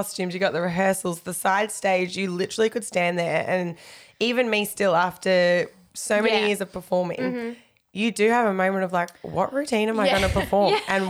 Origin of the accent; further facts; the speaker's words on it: Queensland, Australia; also born or lived in Melbourne, Victoria; when I moved to Queensland from Melbourne